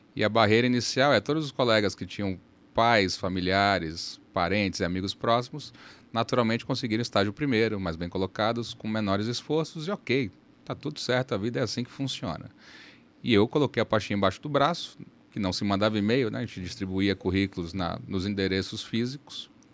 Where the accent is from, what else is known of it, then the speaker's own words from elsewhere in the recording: Salvador, Bahia, Brazil; moved away as an adult; also born or lived in São Paulo; now in Manaus, Brazil; Em Salvador eu cresci, estudei e optei pela faculdade de Direito